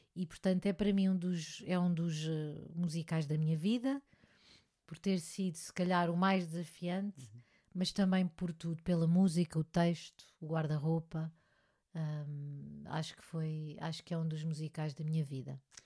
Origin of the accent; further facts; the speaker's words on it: Portugal; eu gosto muito da minha terra também, gosto muito de cá estar e fazer e trabalhar cá